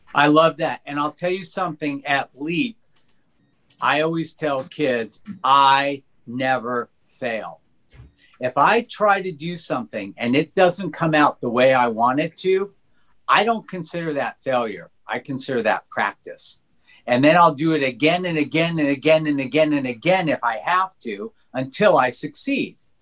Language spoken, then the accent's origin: English; Los Angeles, California, United States; I grew up in Granada Hills, not so wealthy